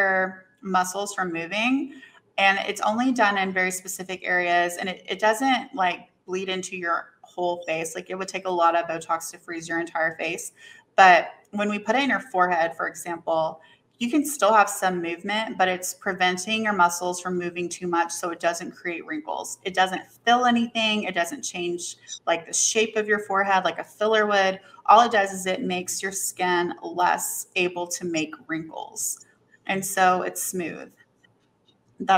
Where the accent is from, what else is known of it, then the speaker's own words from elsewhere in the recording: Knoxville, Tennessee, United States; I'm originally from Knoxville, Tennessee, which is not like a big city, but it's not like a super small town